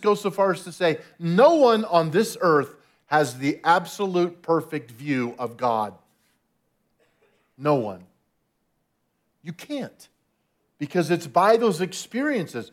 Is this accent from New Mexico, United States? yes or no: yes; Albuquerque, New Mexico, United States; I was born in Albuquerque, New Mexico